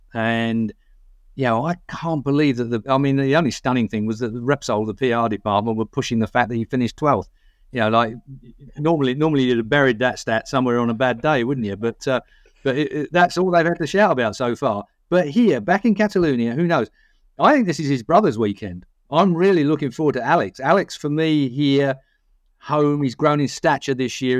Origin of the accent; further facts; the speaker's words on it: England, United Kingdom; we're English